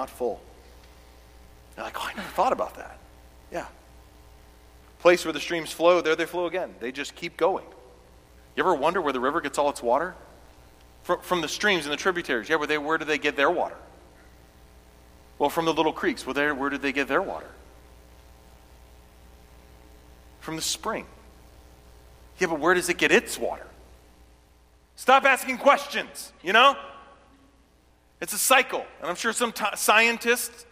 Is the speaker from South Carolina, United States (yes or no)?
yes; South Carolina, United States; I grew up in South Carolina